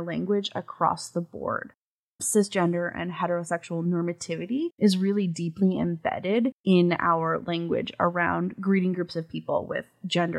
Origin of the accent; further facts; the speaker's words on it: New England, United States; I grew up in New England.